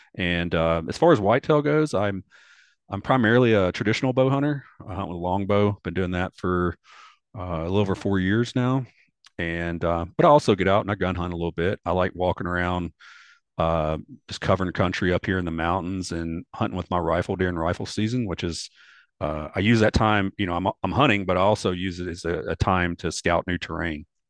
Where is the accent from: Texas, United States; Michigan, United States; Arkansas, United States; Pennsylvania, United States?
Arkansas, United States; Delta region of; moved away as an adult; now in Asheville, United States; I grew up actually in the Delta region of Arkansas on the Mississippi River